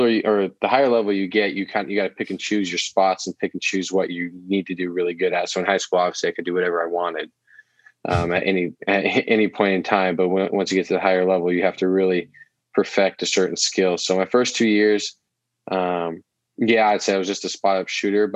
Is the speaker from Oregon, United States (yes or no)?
yes; Oregon, United States; growing up in Oregon, I have always called it